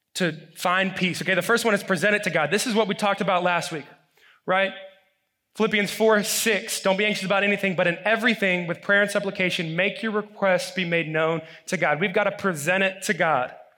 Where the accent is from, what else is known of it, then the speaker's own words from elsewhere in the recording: Alabama, United States; moved away as an adult; now in California, United States; growing up in Alabama